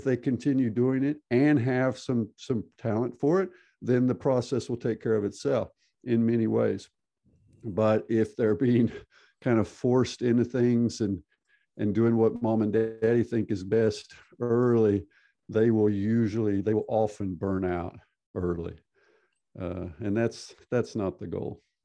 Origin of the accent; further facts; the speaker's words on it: Texas, United States; moved away as an adult; also born or lived in California / Arkansas; now in Norway; I'm from Texas originally, born born in California, grew up in Texas and in Arkansas, so southern United States